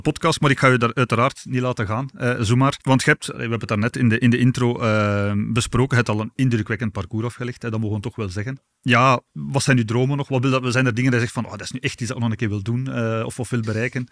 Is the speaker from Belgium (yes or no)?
yes; Aalst, Flanders, Belgium; accent: Aalsters; we zijn allebei van het Aalsters